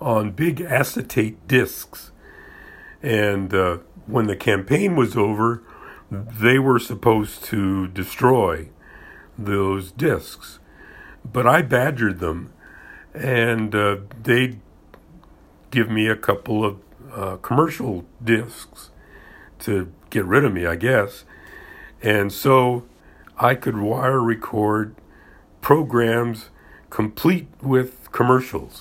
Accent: Florida, United States; I was raised in Florida

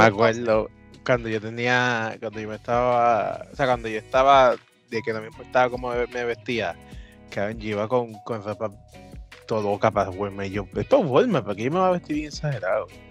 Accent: Puerto Rico

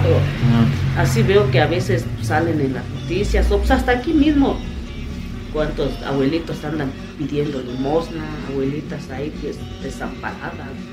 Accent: Mexico; Aquí todavía hablamos el otomí, y eso este, me, identifica en mi, en mi pueblo, que es el Otomí

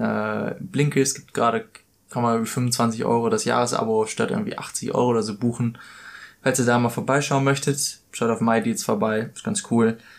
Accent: Germany; moved away as an adult; now in Australia; Für mich als Deutscher

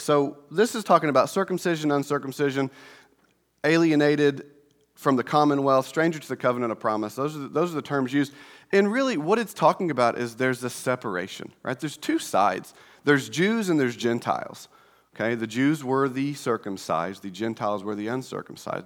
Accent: Indiana, United States; we're from Indiana

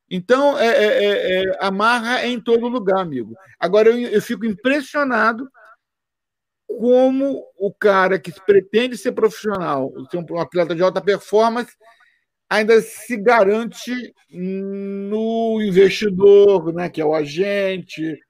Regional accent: Brazil; now in United States; eu sou brasileiro

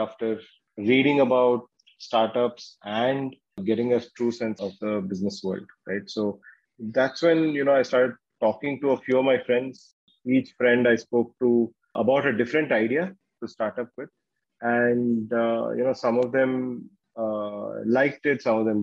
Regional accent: Bangalore, Karnataka, India; also born or lived in Surathkal / Ahmedabad; I'm from Bangalore. I'm a Kannadiga. Was born in Bangalore and did my schooling here

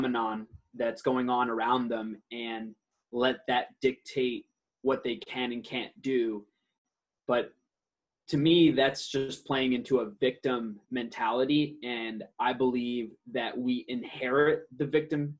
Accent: Detroit, Michigan, United States; first language Aramaic; English is a second language; also born or lived in Iraq; now in San Diego, United States; I grew up in Detroit, and now I reside in sunny San Diego

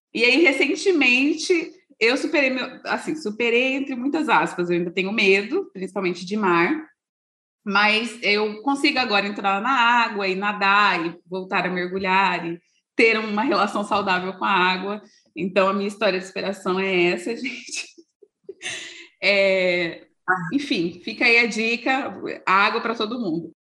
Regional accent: Brazil; para a gente, enquanto brasileiros

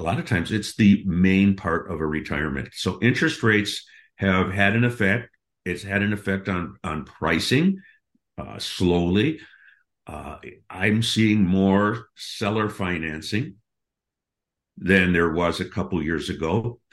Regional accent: Milwaukee, Wisconsin, United States; moved away as an adult; also born or lived in Seattle; I grew up in Milwaukee, Wisconsin, went to Marquette University.

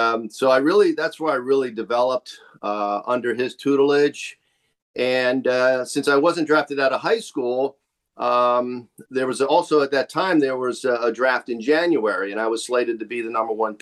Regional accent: Miami, Florida, United States; I was born and raised in Miami

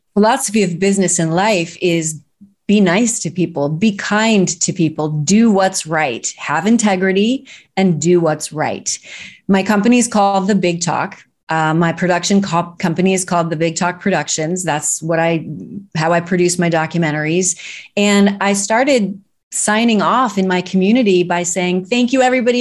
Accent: Arnold, Missouri, United States; moved away; I'm from Arnold, Missouri, and I studied dance starting at age seven

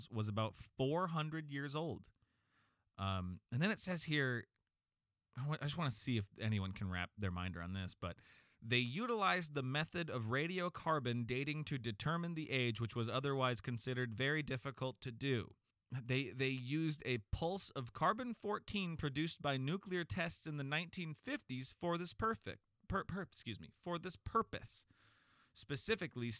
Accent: Iowa, United States; we're both from Iowa

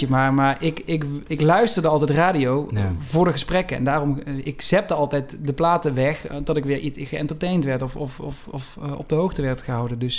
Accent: southern Netherlands, Netherlands; accent: soft G; Ik heb die zachte G en dat ben ik ook heel erg.

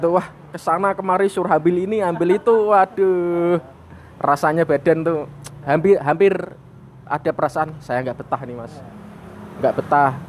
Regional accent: Demak, Central Java, Indonesia; Saya asli Kota Wali Demak.

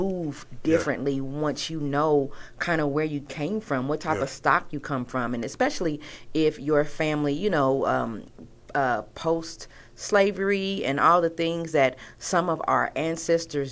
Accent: California, United States; I was Californian

